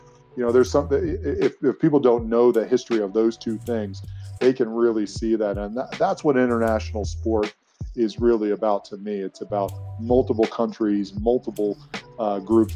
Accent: United States; as an American people, we're becoming more diverse and more international

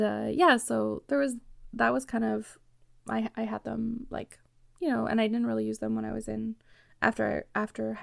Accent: Canada; I'm from Canada

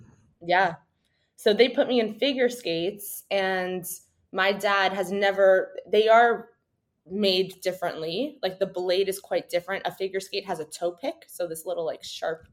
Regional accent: Canada; we've grown up in a very cold climate

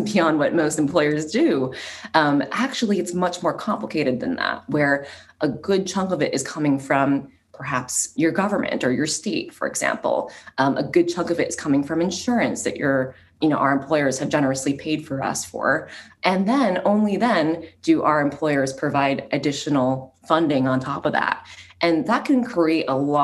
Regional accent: New Jersey, United States; my background personally is I grew up in New Jersey

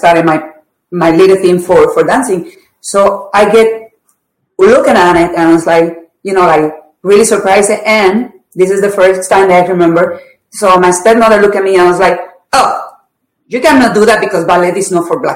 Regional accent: Puerto Rico; I grew up in a very poor neighborhood in Puerto Rico

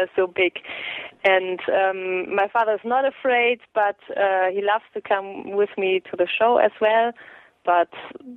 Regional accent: Münster, North Rhine-Westphalia, Germany; I was born in Munster here, and I never left this area

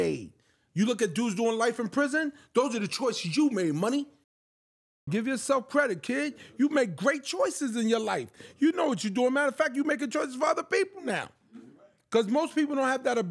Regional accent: New York City, New York, United States; I'm from Brooklyn

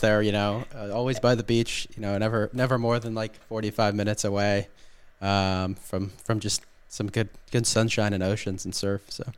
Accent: Southern California, United States; moved away as an adult; also born or lived in Orange County / Corona / San Diego County / Japan; now in Budapest, Hungary; I grew up in Southern California

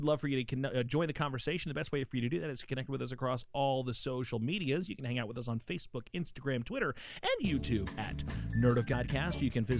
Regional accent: England, United Kingdom; I'm from England.

